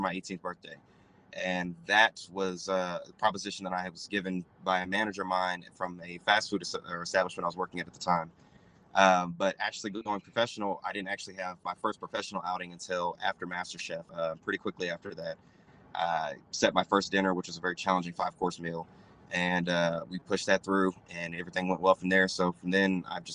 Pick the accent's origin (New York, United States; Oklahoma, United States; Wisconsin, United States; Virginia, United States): Oklahoma, United States; Oklahoma City; I'm from Oklahoma City, Oklahoma